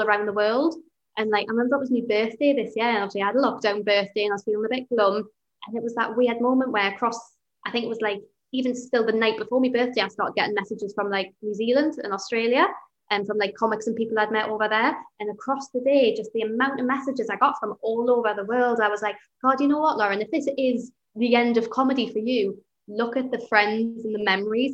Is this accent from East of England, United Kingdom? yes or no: no; Newcastle upon Tyne, North East England, United Kingdom; as a Geordie